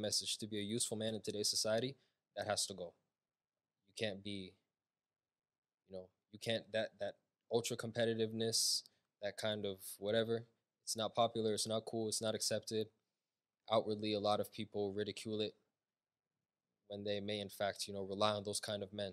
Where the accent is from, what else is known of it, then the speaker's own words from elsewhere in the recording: United States; I was born here. I was here my whole entire life. So my parents are obviously Ethiopian. They're from Ethiopia, but for all intents and purposes, I'm American